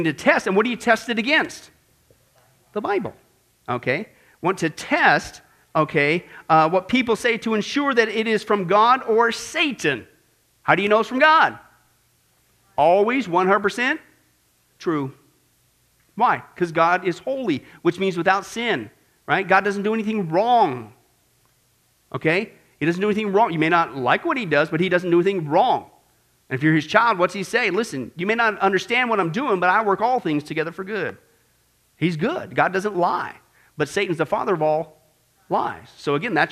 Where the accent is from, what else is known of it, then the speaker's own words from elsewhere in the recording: Kansas, United States; I grew up in Kansas